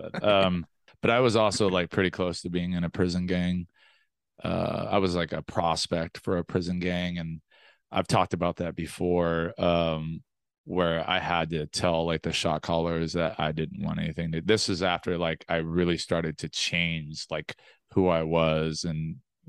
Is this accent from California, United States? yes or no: yes; Los Angeles, California, United States; also born or lived in Antelope Valley, California; I grew up in South LA and then Antelope Valley